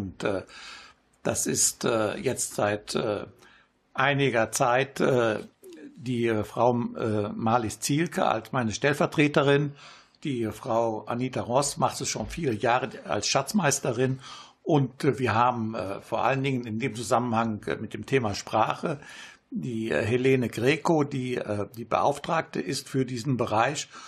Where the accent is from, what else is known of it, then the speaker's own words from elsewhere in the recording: Italy; now in Germany; Ja, bis jetzt ganz gut, nur komme ich selten nach Italien jetzt